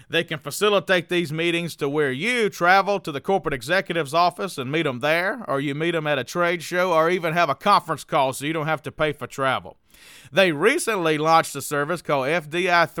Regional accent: New Orleans, Louisiana, United States; accent: New Orleans; I've got my New Orleans accent out

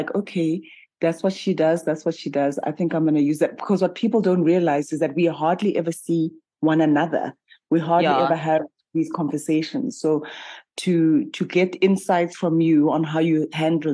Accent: South Africa; I'm a South African

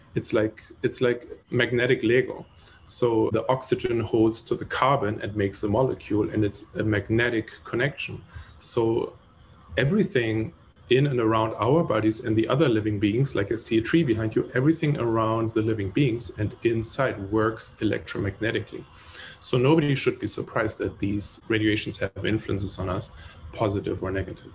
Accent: Germany; moved away; I grew up in Germany

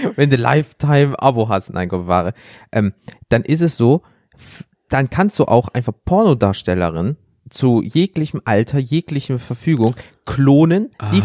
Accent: Rhineland, Germany; wir kommen ja aus dem Rheinland

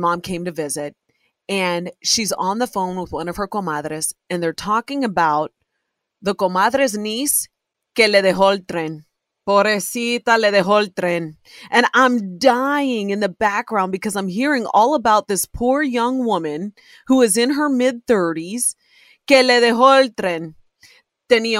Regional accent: Ohio, United States; born or raised there

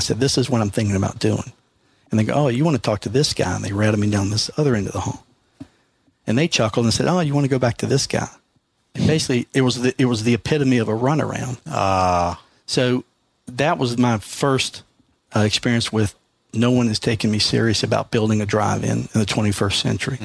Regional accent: Mississippi, United States; now in Virginia, United States; I'm originally from Mississippi

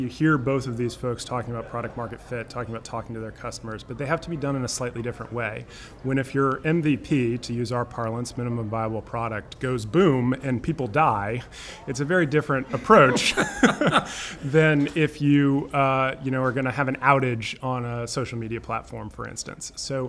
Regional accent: Los Angeles, California, United States; So I grew up in Los Angeles, moved here in 2000.

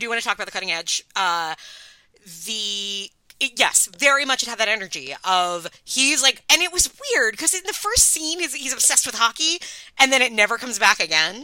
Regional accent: Long Island, New York, United States; I'm from Long Island

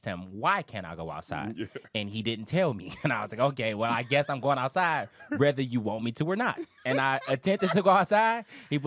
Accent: Detroit, Michigan, United States; also born or lived in Southfield, Michigan; I was born and raised in Detroit

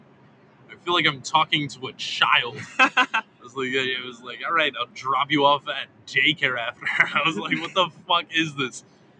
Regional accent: Baltimore, Maryland, United States; moved away; also born or lived in Myrtle Beach; I grew up in Baltimore. But my whole family's from Philly.

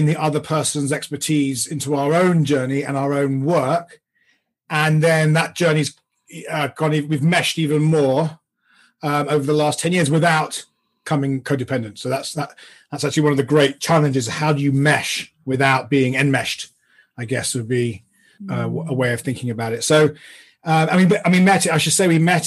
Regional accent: London, United Kingdom; I grew up in London in the UK

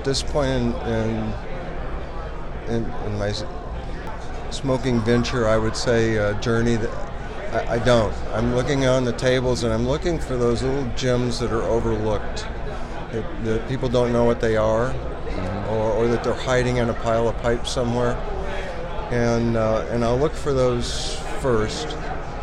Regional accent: Horseshoe Bay, Texas, United States; I'm from Horseshoe Bay, Texas, right outside of Austin

